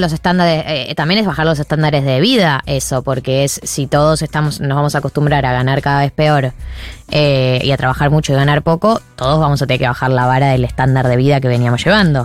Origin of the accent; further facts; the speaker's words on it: Argentina; somos argentina